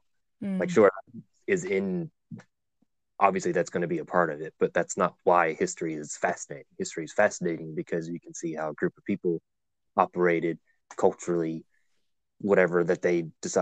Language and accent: English; Blue Ridge Mountains, Virginia, United States; growing up where I grew up, I am originally from Virginia in the Blue Ridge Mountains